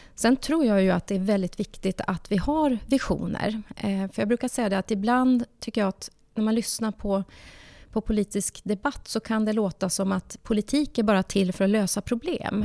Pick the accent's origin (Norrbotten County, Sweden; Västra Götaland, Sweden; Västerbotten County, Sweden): Norrbotten County, Sweden; jag är uppvuxen i arbetarklass i Norrbotten